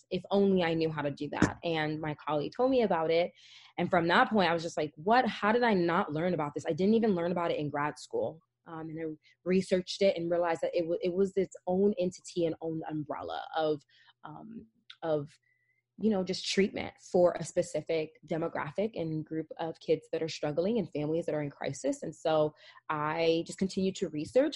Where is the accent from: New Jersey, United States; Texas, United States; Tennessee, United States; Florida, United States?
New Jersey, United States; moved away; also born or lived in Hackensack, New Jersey / Upstate New York / Las Vegas, Nevada; I was born and raised in Jersey. I lived in Essex County. I was born in North Jersey, lived in the Oranges